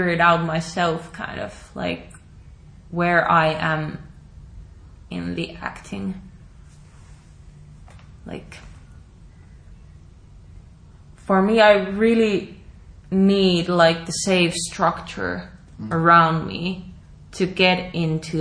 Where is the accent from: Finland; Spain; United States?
Finland; Oulu, North Ostrobothnia; moved away; In the city theater of my hometown in Oulu.